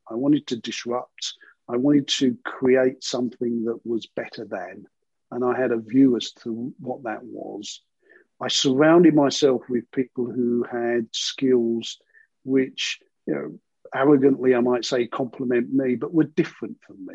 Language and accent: English; London, United Kingdom; I grew up in sort of East London, in a very sort of working area.